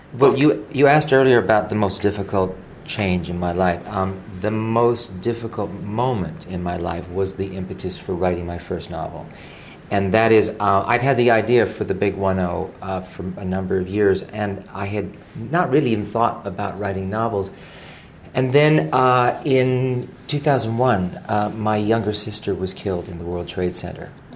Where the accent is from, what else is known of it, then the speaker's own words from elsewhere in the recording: Honolulu, Hawaii, United States; I was born in Honolulu. So I was born on a rock in the middle of the Pacific Ocean